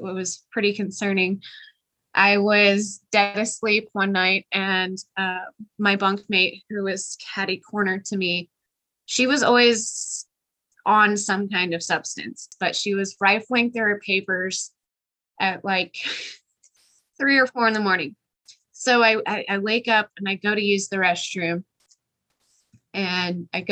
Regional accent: Kansas City, Missouri, United States; moved away as an adult; now in Colorado Springs, United States; my hometown, Kansas City

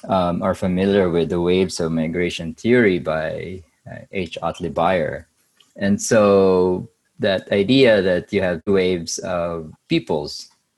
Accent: Bicol Region, Philippines; moved away as an adult; also born or lived in Manila, Philippines / Hawaii, United States / Guam; now in Los Angeles, United States; growing up in Bicol, I've never been to the Mountain Province or the Cordillera region. I've only been to Manila twice in my life before going to my degree in anthropology at UP.

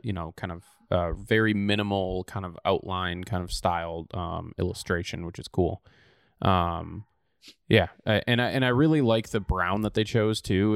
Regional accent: Oshkosh, Wisconsin, United States; moved away; Oshkosh, Wisconsin, so my hometown

